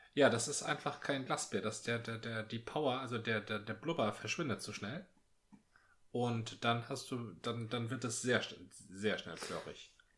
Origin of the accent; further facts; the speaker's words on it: Northern Germany, Germany; bei uns im Norden